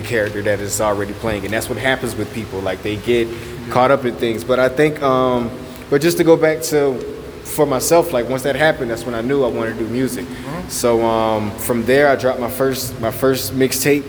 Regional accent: Savannah, Georgia, United States; moved away as an adult; now in Charlotte, United States; I was raised in Savannah

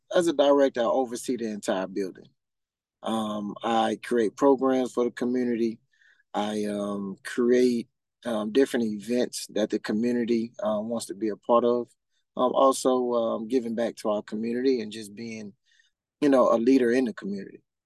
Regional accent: Huntsville, Alabama, United States; now in Central Florida, United States; I'm from Huntsville, Alabama

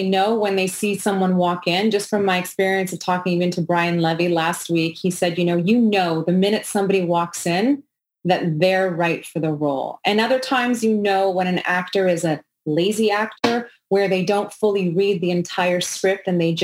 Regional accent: Montreal, Quebec, Canada; I'm from Montreal, Quebec

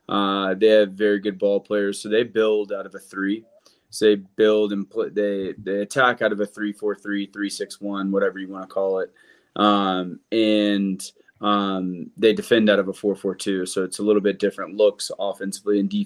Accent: South Carolina, United States; moved away; I'm from South Carolina

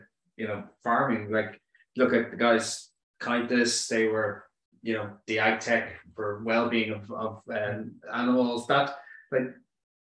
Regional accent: Dublin, Leinster, Ireland; I'm from Dublin, born and bred

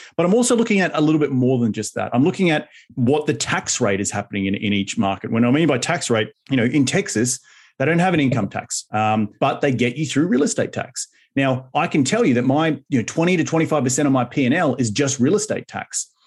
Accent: Australia; now in United States; back in my home country in Australia

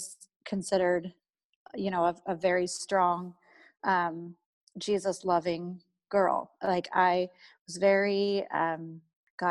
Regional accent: Eugene, Oregon, United States; I was raised in Eugene, Oregon. I've lived here my whole life

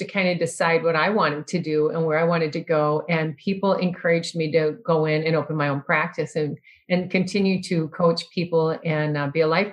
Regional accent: Iowa, United States; now in Minnesota, United States; I grew up in Iowa

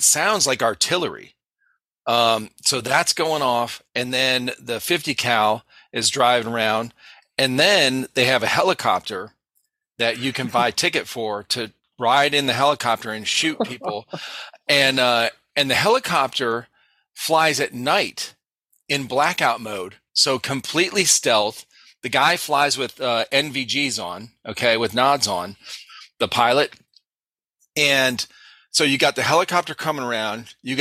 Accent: South Carolina, United States; I'm from South Carolina

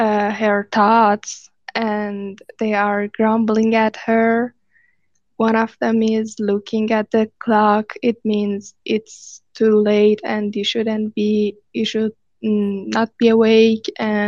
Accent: Iran; from Iran. I'm new one of one NFT artist, and I'm self-taught illustrator.

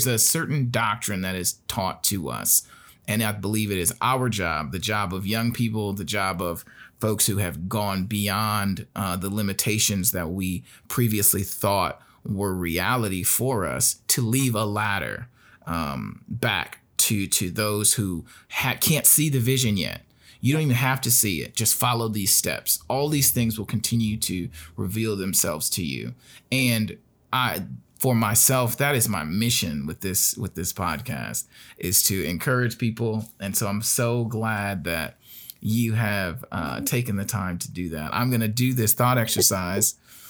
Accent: Gary, Indiana, United States; When I was in Gary, Indiana, which is where I started, where I grew up, that's my hometown

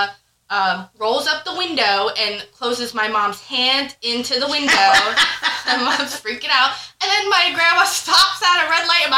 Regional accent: Tuckerton, New Jersey, United States; moved away; I'm originally from New Jersey. It's a small town called Tuckerton

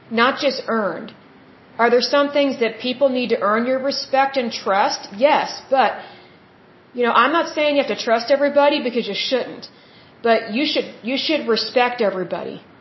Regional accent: Oklahoma, United States; I'm from Oklahoma

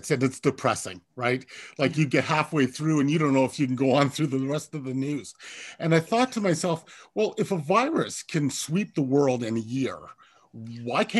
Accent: Kingston, Ontario, Canada; I am from Kingston, Ontario

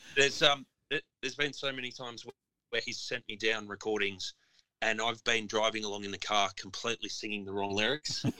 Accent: Melbourne, Victoria, Australia; me being proudly from Melbourne

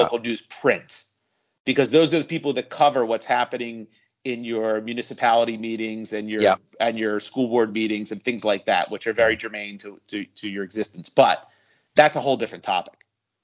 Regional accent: Philadelphia, Pennsylvania, United States; born or raised there

